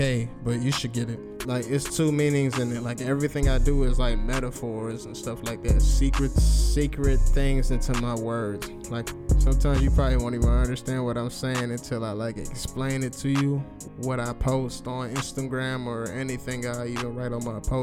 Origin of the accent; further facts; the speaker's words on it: Cleveland, Ohio, United States; I'm from Cleveland, Ohio, born and raised